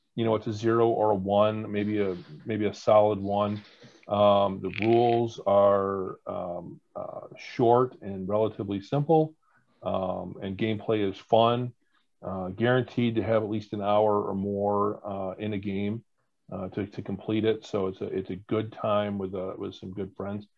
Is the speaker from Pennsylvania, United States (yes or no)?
no; Mexico, New York, United States; I grew up in Mexico, New York, and uh, Oswego County